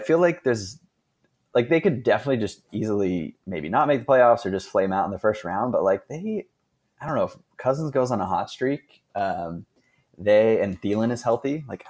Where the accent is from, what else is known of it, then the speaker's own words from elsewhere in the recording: West Coast, United States; moved away; Given that I'm from the West Coast.